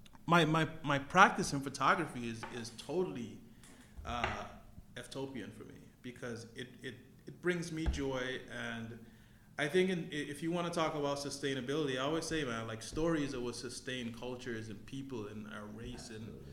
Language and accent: English; Guyana; where I'm from Guyana